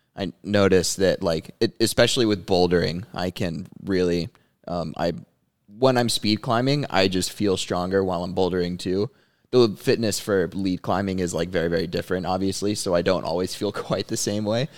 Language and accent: English; Dallas, Texas, United States; I'm from Dallas, Texas. I grew up climbing here at Summit Carrollton